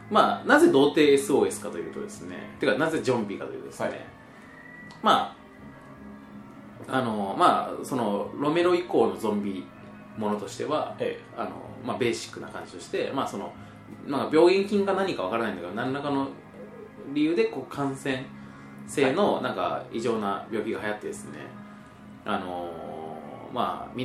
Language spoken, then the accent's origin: Japanese; Shizuoka, Japan; also born or lived in Kagoshima Prefecture; 年末年始はまあ僕はまあ静岡に帰ったんですけども、ええ、まあ静岡育ちなんですよ